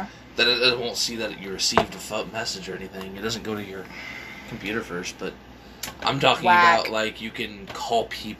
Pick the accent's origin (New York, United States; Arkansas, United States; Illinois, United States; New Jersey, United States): Illinois, United States; moved away; In our home, or my hometown in Illinois